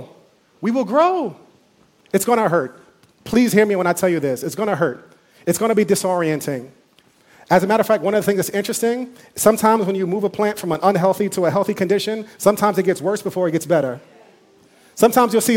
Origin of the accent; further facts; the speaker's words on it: New York City, New York, United States; I grew up eating mangoes on Fordham Road